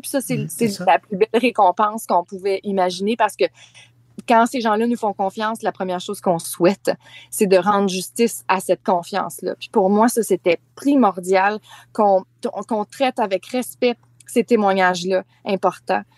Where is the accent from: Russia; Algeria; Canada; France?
Canada; Charlevoix, Quebec; moved away; Charlevoix, euh, qui est ma région natale.